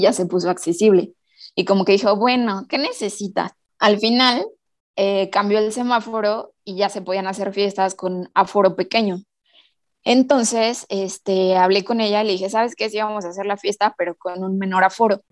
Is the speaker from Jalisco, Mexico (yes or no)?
no; Toluca, State of Mexico, Mexico; soy de Toluca, del Estado de México